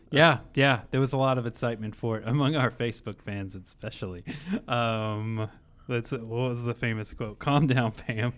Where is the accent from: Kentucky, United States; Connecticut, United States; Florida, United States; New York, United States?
Kentucky, United States; Bardstown; I grew up in Kentucky. I grew up in Bardstown